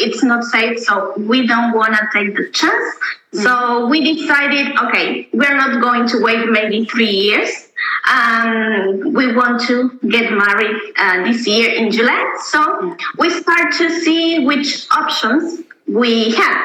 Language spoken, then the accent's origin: English; Argentina; moved away as an adult; now in Berlin, Germany; we are from Argentina. We moving here to Berlin in January.